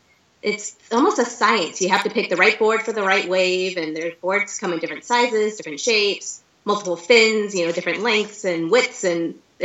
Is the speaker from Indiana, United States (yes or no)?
no; Phoenix, Arizona, United States; I'm from Phoenix, and so I've lived in the desert all my life